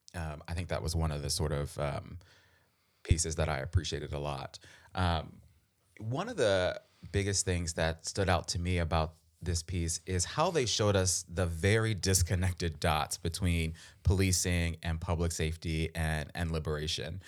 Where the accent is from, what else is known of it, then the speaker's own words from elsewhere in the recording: Baltimore, Maryland, United States; I'm from Baltimore